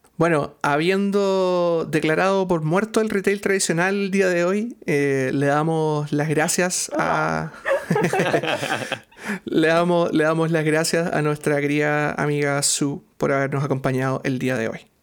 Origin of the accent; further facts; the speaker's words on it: Chile; no solo como chilenos, sino que como latinoamericanos